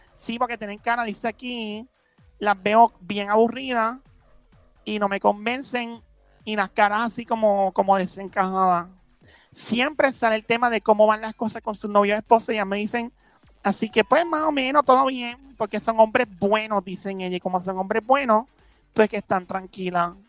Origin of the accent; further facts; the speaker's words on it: San Lorenzo, Puerto Rico; also born or lived in Carolina; yo nací en San Lorenzo.